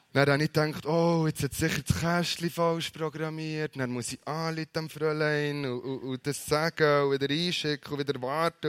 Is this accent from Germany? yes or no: no; Bern, Switzerland; als Berner